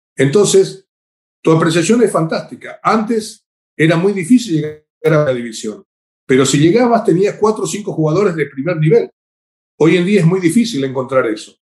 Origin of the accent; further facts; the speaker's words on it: Paraguay; En mi país, acá en Paraguay